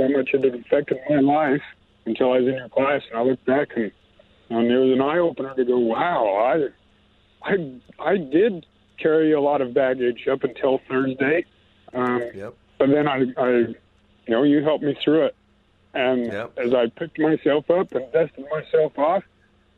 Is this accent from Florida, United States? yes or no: no; Montana, United States; I'm from Montana.